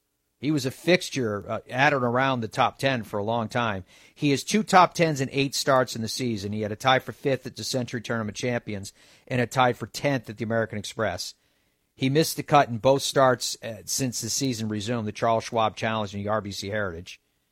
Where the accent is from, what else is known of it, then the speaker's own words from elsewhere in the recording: Ireland; I love Ireland. I am Irish, but it's all part of the bias.